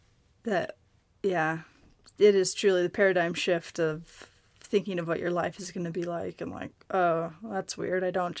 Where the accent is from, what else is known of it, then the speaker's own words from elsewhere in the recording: Seattle, Washington, United States; moved away; I'm originally from Seattle, Washington